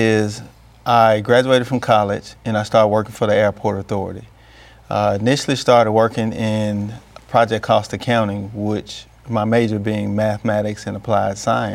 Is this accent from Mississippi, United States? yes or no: yes; Clarksdale, Mississippi, United States; growing up in Clarksdale, Mississippi